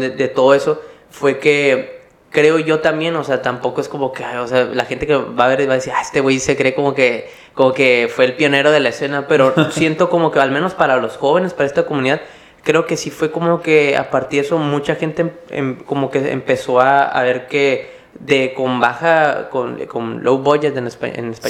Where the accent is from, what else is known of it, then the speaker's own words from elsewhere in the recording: Mexicali, Baja California, Mexico; soy yo de Mexicali